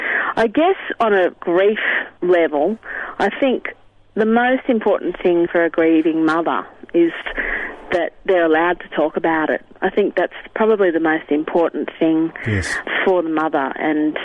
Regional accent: Sydney, New South Wales, Australia; I grew up in Sydney

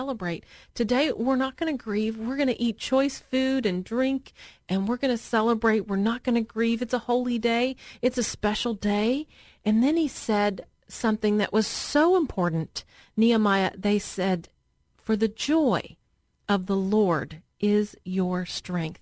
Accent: Murfreesboro, Tennessee, United States; I grew up in Murfreesboro, Tennessee, but it's that area of Middle Tennessee

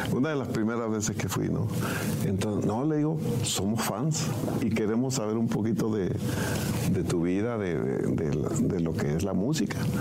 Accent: Mesillas, Sinaloa, Mexico; mi gente de Mesillas Concordia

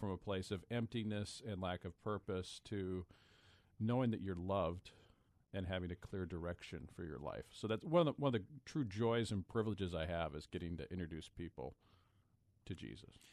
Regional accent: Pullman, Washington, United States; also born or lived in Lansing, Michigan / Cedarville, Ohio / Tacoma, Washington; I was born in Pullman

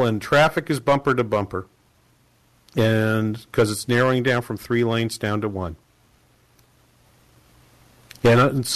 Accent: New England, United States; moved away; I'm from New England, and Boston Logan Airport has always been the airport that I go to.

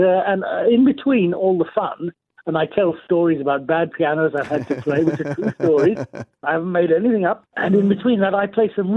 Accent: Australia; moved away as an adult; also born or lived in London; I'm from Australia originally.

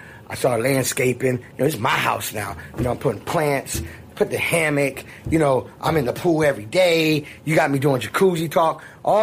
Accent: Miami, Florida, United States; I'm from Miami.

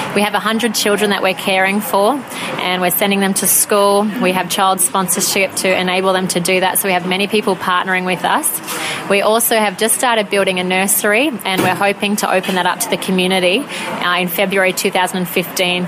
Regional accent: Dubbo, New South Wales, Australia; moved away as an adult; also born or lived in England; now in Uganda; I was born in Dubbo and I was there for the first 18 years of my life

